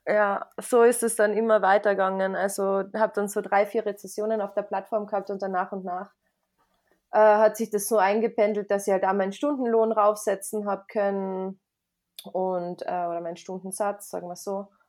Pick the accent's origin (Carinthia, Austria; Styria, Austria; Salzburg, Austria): Carinthia, Austria; also born or lived in United States; ich bin aus Österreich, aus Kärnten und äh, ich bin 29 Jahre alt